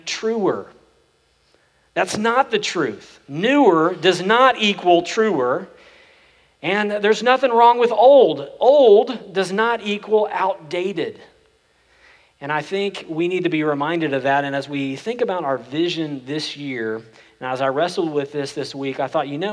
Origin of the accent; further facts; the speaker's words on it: Oklahoma, United States; now in Frisco/McKinney area, Texas, United States; I grew up in Oklahoma, and we drive back to where I grew up